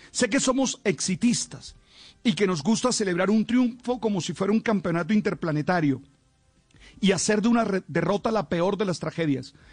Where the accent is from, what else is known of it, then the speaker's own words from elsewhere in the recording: Colombia; No voy a ceder a esa tentación caníbal que nos define como colombianos